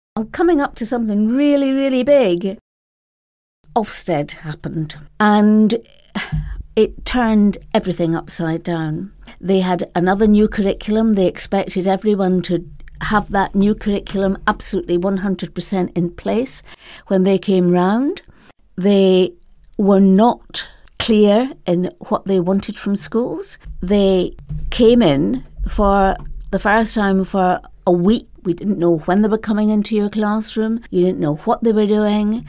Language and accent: English; Edinburgh, Scotland, United Kingdom; moved away as an adult; also born or lived in London / Spain; I first started teaching in Edinburgh, my hometown.